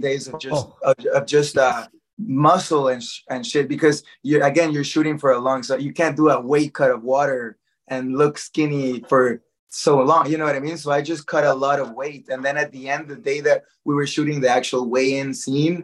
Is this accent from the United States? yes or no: no; Guatemala; moved away as an adult; I did Krav Maga growing up in Guatemala